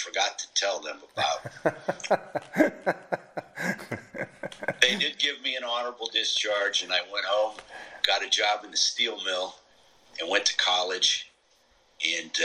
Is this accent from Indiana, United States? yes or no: yes; Hammond, Indiana, United States; moved away; also born or lived in Chicago, Illinois; I was born in Chicago, Illinois. I grew up in Hammond, Indiana, which is right next to Chicago